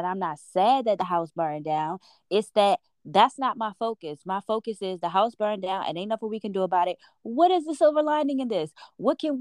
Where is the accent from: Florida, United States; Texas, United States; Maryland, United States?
Maryland, United States; Baltimore; now in Los Angeles, United States; we're from Baltimore